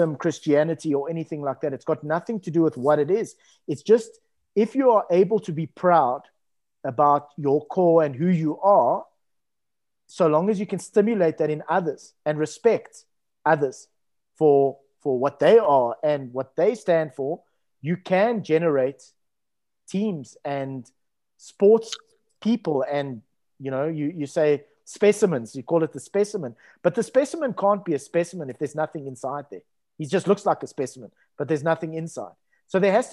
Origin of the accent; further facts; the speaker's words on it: Cape Town, Western Cape, South Africa; Growing up in Musenberg, which is a coastal town in Cape Town